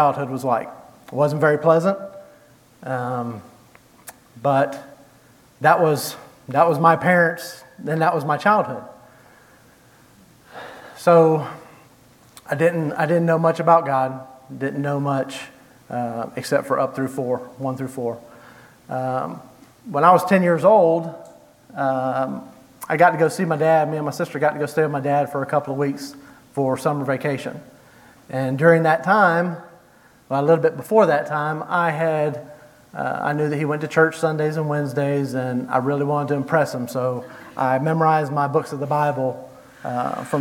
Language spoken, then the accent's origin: English; Jacksonville, Florida, United States; moved away; I was born in Jacksonville, Florida, May 19th, 1975